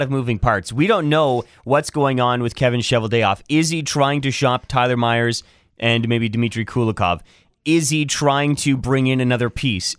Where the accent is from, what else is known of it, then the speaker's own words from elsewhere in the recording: Canada; I would lean towards Canadian, just being Canadian